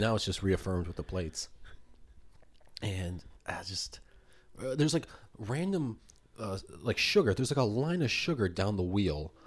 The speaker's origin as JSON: {"language": "English", "country": "Poland", "moved": "yes", "said": "I'm from Poland"}